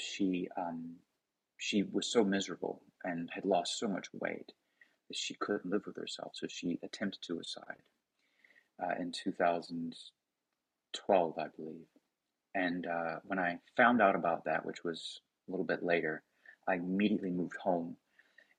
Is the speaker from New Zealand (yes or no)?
no; the Bible Belt, United States; I come from the Bible Belt